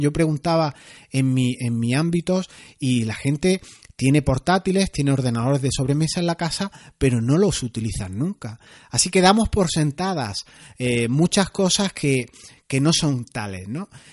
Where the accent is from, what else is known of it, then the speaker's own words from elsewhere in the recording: Granada, Andalusia, Spain; soy andaluz, granaíno, como decimos aquí